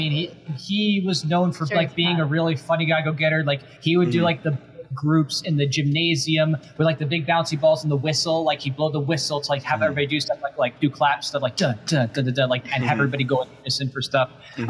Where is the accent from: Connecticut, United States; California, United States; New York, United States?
New York, United States; now in Florida, United States; I was originally from New York